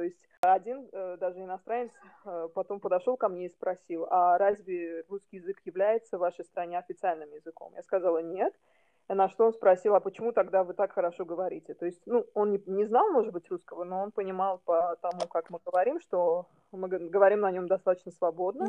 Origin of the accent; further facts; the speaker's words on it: Baku, Azerbaijan; first language Russian; now in Istanbul, Turkey; Я тоже из Баку, но живу сейчас в Стамбуле